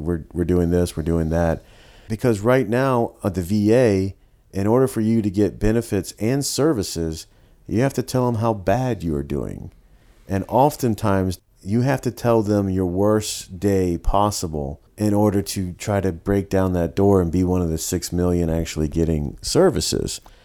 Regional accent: Savannah, Georgia, United States; growing up in Savannah and growing up in more of like a working class family

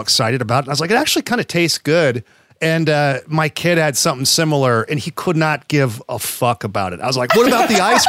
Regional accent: Rocklin, California, United States; born or raised there

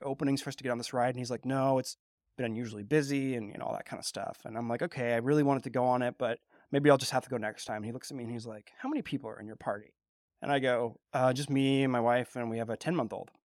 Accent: California, United States; growing up in California

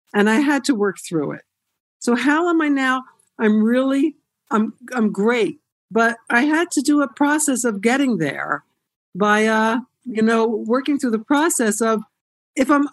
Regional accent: Haddonfield, New Jersey, United States; moved away as an adult; also born or lived in Camden, New Jersey; we moved out to a different suburb than Cherry Hill. It was called Haddonfield, and not a whole lot of Jews, but I grew up there.

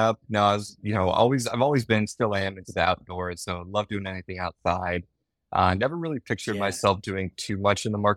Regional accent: San Francisco Bay Area, California, United States; I grew up in the San Francisco Bay Area

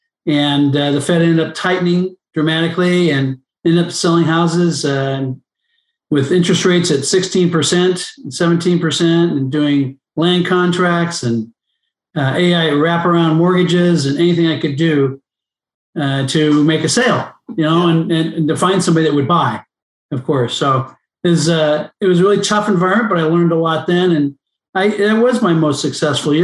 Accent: Los Angeles, California, United States; I grew up in Palisades

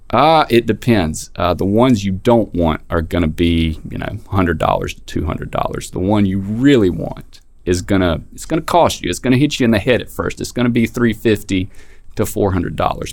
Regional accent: North Carolina, United States; In my home county, very small town, uh, we had a Confederate memorial in front of the courthouse

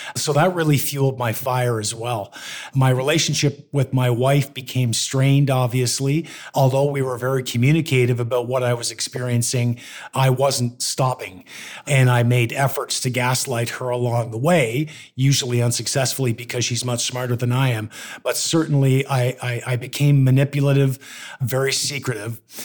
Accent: Canada; also born or lived in Toronto; I moved to my hometown and opened a law firm

